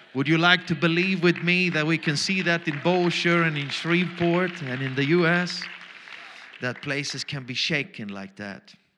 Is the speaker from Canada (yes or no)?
no; Austria; first language German; English is a second language; I'm Austrian German